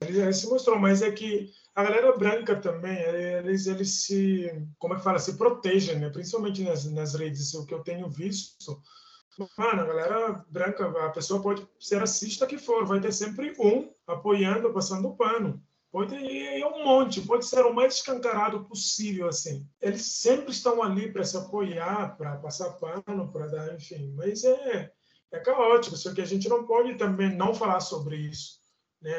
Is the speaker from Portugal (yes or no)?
no; Guinea-Bissau; now in Brazil; eu sou da Guiné-Bissau, eu, eu pertenço à etnia Balanta da Guiné-Bissau